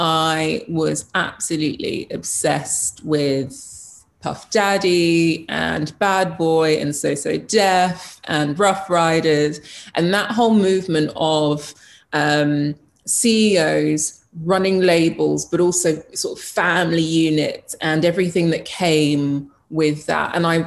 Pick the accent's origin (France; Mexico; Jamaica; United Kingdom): Jamaica; I'm Jamaican. I come from a family of, if you want something, you go for it.